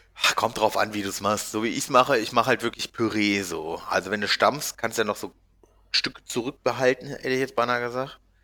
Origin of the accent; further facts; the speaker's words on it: Hanover, Lower Saxony, Germany; moved away; Bei uns in Hannover